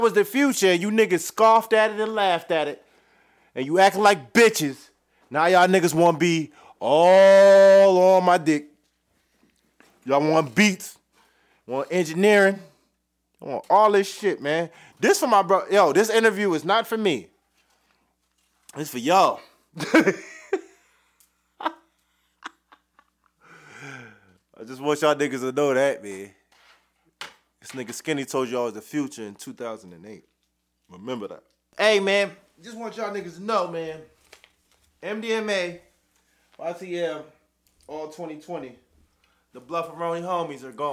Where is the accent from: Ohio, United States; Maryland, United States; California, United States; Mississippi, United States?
Maryland, United States; Randallstown; I am from Randallstown, 21133